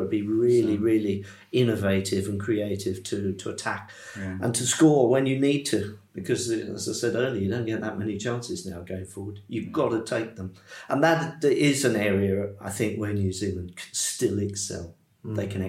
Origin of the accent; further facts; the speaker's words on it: England, United Kingdom; I'm English